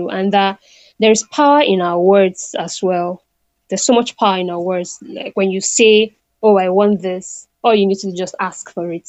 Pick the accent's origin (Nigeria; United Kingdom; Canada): Nigeria; Northern Nigeria; also born or lived in Delta State, Nigeria; now in Abuja, Nigeria; I grew up in the northern part of Nigeria, was born there, grew up my primary school, and basically most of my education, even till university, was in the northern part of Nigeria.